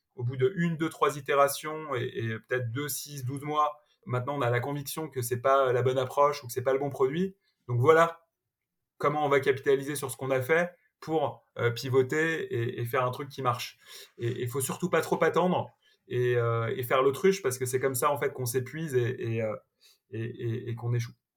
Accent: Malakoff, Île-de-France, France; j'ai grandi dans une ville de la banlieue parisienne qui s'appelle Malakoff

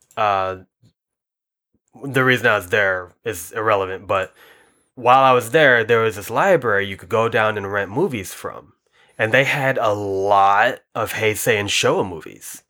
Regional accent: United States; we are dumb American Godzilla fans

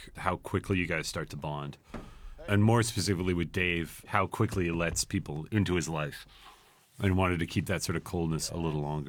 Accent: Montreal, Quebec, Canada; born or raised there

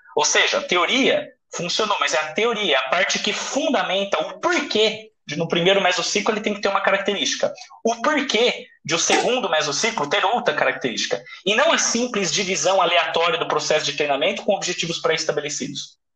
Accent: Brazil; moved away as an adult; also born or lived in Russia; eu vim do Brasil

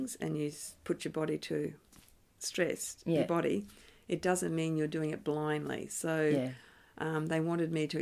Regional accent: North Queensland, Australia; now in Canberra, Australia; I grew up in North Queensland

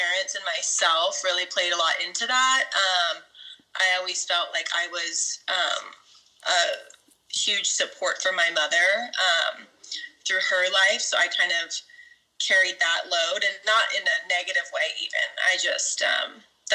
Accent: Clovis, California, United States; I'm from Fresno, California, so Central California, Clovis more specifically. It's the suburb, and it's like total idyllic suburbia

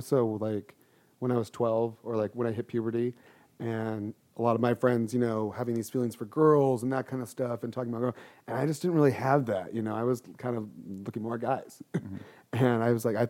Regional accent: San Diego, California, United States; Born and raised

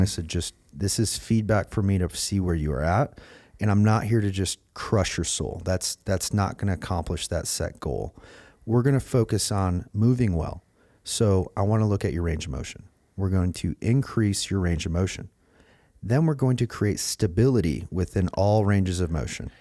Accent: Michigan, United States; growing up in Michigan

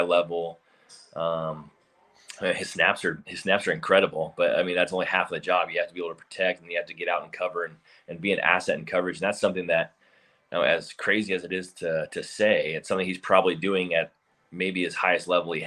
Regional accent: Seattle, Washington, United States; I'm from Seattle

